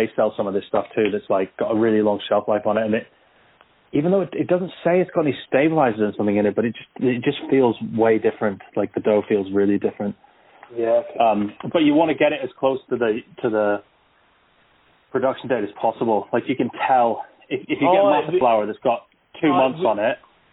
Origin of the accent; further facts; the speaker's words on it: California, United States; moved away; I grew up in California